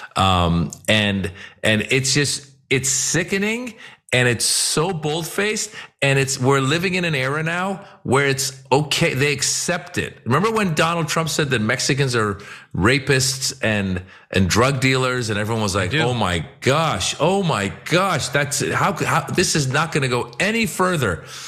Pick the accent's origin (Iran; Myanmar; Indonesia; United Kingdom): Iran; now in United States; I'm from Iran. I, am an immigrant.